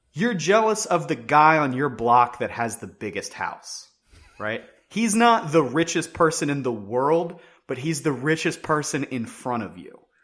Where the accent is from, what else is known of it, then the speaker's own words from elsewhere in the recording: West Virginia, United States; I grew up in West Virginia